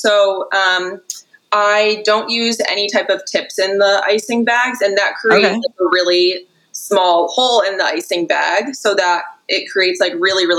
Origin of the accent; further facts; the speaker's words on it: Connecticut, United States; I'm from Connecticut, yeah.